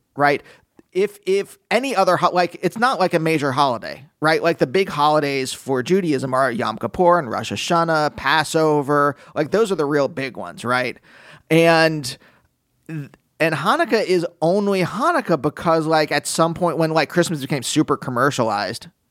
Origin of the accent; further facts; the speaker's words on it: Pennsylvania, United States; my youth growing up in Pennsylvania